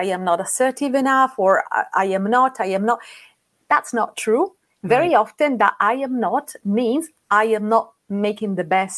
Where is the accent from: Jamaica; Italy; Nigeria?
Italy; Rome, Lazio; moved away as an adult; now in London, United Kingdom; I'm Italian. I live in London. I've been living in London for 9 years, and I'm from what is known to be the most beautiful city in the world. I'm from Rome.